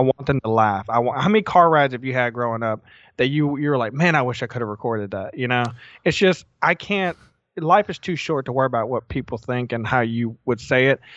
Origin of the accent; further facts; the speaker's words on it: the South, United States; growing up in the South, you didn't think about mental illness.